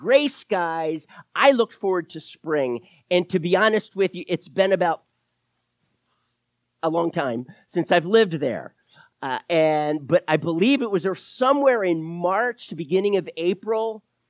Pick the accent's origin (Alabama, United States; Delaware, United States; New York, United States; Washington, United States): Delaware, United States; Wilmington; I am not a Southern boy. My mama was a Southern girl from Macon, Georgia. I am from the North. I'm a Yankee, I guess, technically. Wilmington, Delaware, 30 minutes south of Philly